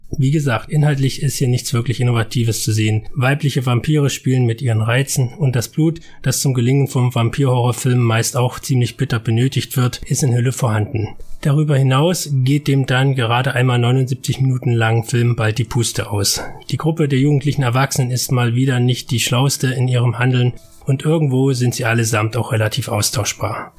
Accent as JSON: {"language": "German", "country": "Germany", "said": "bei uns in Deutschland"}